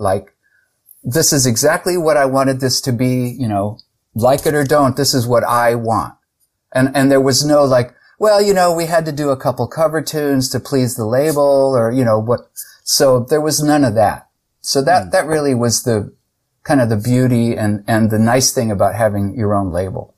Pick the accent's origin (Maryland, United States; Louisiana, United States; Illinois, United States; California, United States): California, United States; San Jose; I grew up in San Jose, California